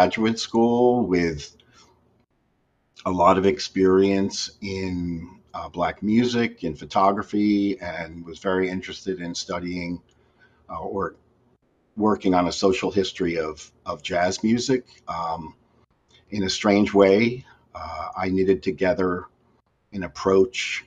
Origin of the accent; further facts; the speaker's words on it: Edison, New Jersey, United States; I was born and raised in New Jersey, Edison, New Jersey